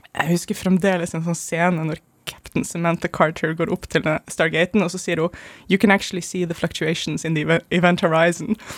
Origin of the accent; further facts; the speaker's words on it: Germany; moved away; jeg vokste opp i Tyskland